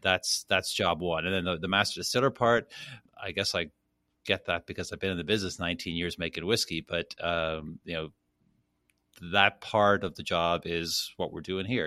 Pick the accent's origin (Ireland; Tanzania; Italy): Ireland; Dublin, Leinster; moved away as an adult; now in Kentucky, United States; born and raised in Dublin, went to school there